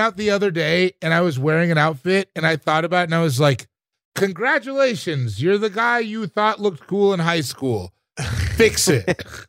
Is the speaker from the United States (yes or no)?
no; Sierra Leone; I'm from Sierra Le-, I'm from Sierra Leone